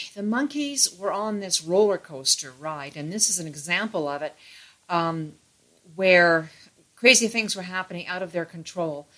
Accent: Toronto, Ontario, Canada; in Toronto, being a border city, it was my birthright

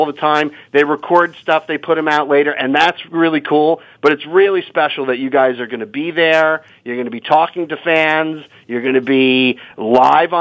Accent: New Jersey, United States; there was a little rock and roll shop in town where I grew up in New Jersey

